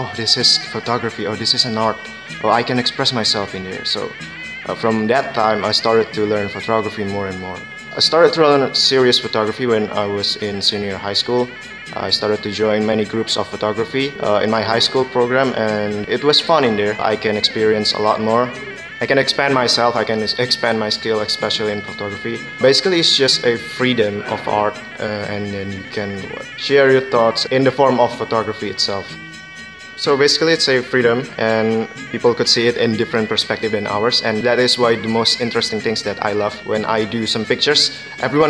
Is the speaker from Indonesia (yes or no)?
yes; Indonesia; I'm from Indonesia